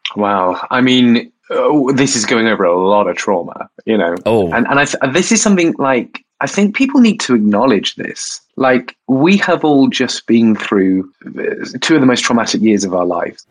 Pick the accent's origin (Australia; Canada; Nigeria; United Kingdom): United Kingdom; Bournemouth, South West England; I I am from Bournemouth. Uh, yeah, I was a gay kid in um, Bournemouth under Section 28